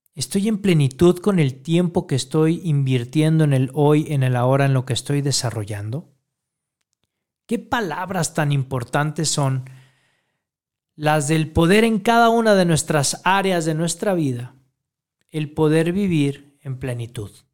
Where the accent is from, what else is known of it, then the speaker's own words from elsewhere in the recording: Mexico; todo nuestro pueblo mexicano